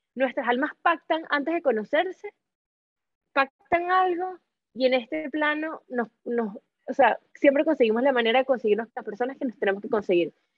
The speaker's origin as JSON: {"language": "Spanish", "town": "Caracas", "region": "Capital District", "country": "Venezuela", "tie": "born or raised there", "also_born_or_lived": "Spain / Tenerife / Luxembourg", "moved": "as an adult", "lives_now": "Madrid, Spain", "said": "yo nací en Caracas"}